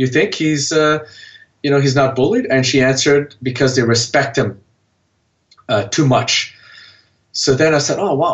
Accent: Canada; I'm a Vietnamese origin, born and raised in Canada.

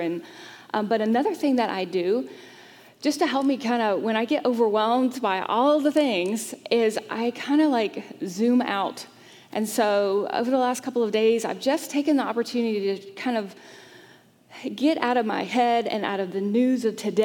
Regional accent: Greenville, South Carolina, United States; moved away as an adult; now in Charlotte, United States; I grew up in the South. I grew up in a bit of a bubble. Greenville, South Carolina

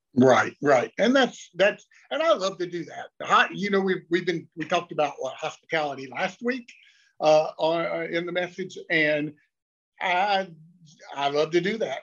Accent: Lexington, North Carolina, United States; also born or lived in Mooresville, North Carolina; now in Charlotte, United States; I grew up in Lexington, which is about an hour to the east, northeast

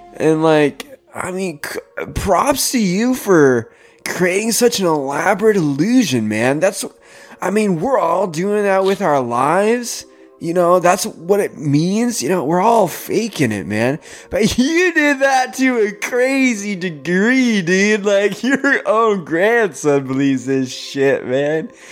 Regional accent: Canada; I'm Canadian

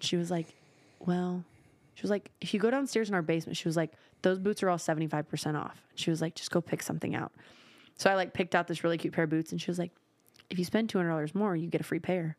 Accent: Nashville, Tennessee, United States; I was born in Midtown.

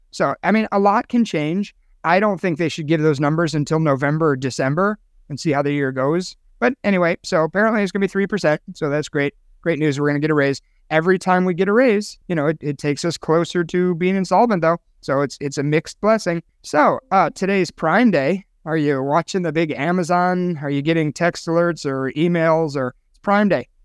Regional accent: Chicago, Illinois, United States; moved away; my hometown of Chicago

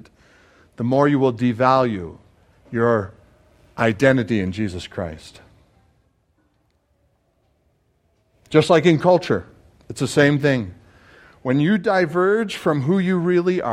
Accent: Canada; now in United States; You are looking at a Canadian citizen.

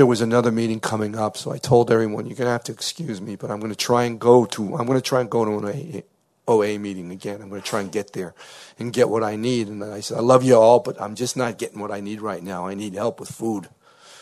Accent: New Haven, Connecticut, United States; I'm from New Haven, Connecticut

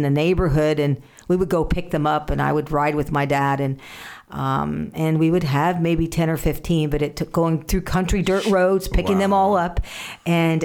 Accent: Indiana, United States; I grew up in Indiana

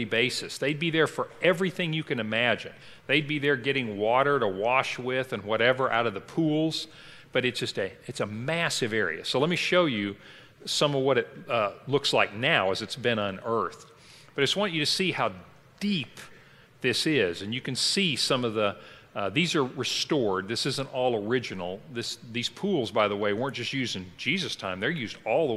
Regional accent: Kentucky, United States; I grew up in Kentucky, and there we used go down to a town or you go up to a town.

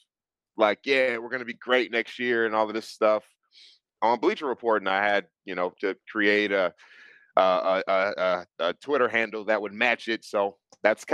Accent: Minneapolis, Minnesota, United States; moved away as an adult; now in Atlanta, United States; born and raised in Minneapolis, Minnesota. I moved to Atlanta maybe 15 years ago

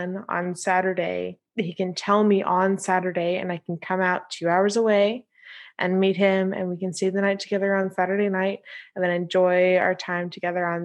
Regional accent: California, United States; now in Seoul, South Korea; I'm from California

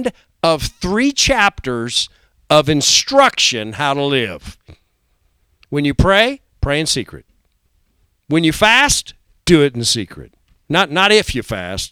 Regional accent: United States; Before I'm an American, before I'm a Republican or a Democrat, I'm a Christian

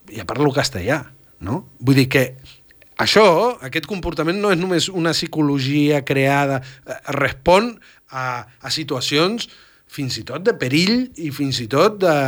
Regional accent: Argentina; now in Catalonia, Spain; Jo vaig créixer a l'Argentina

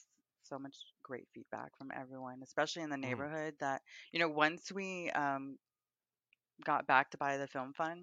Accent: Houston, Texas, United States; I grew up in Houston in the Easton District, which is very predominantly a Hispanic community

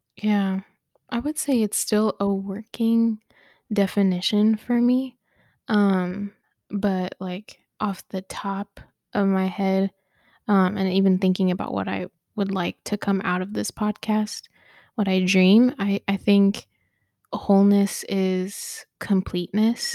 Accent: Dayton, Ohio, United States; been here all my life, been in Ohio, raised, born, raised, all of it

